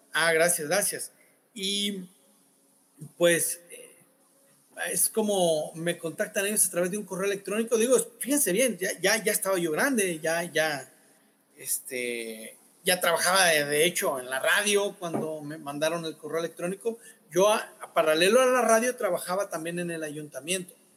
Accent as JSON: {"language": "Spanish", "region": "Sinaloa", "country": "Mexico", "said": "como buen sinaloense"}